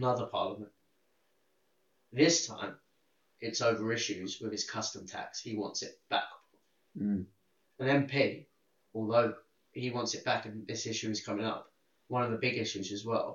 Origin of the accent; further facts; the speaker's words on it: United Kingdom; we're fucking British